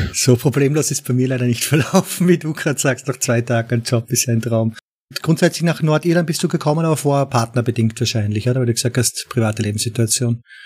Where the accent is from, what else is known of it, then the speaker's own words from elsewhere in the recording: Austria; now in Netherlands; Wie man vielleicht hören kann, komme ich aus Österreich und wohne mittlerweile in den Niederlanden